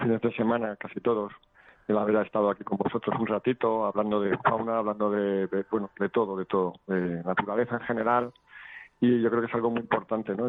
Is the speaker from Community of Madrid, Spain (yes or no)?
yes; Madrid, Community of Madrid, Spain; nací en Aluche